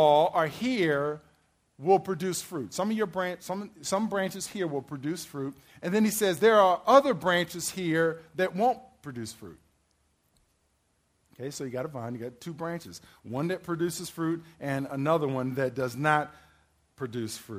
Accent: Maryland, United States; I'm from Maryland

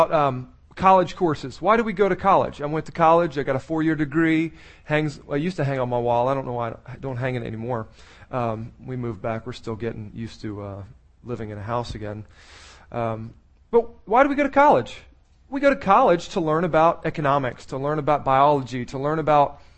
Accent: Maryland, United States; I was born in Maryland

